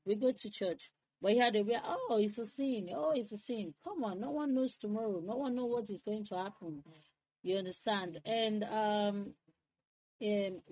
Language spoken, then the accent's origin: English; Freetown, Western Area, Sierra Leone; I was born and raised in Freetown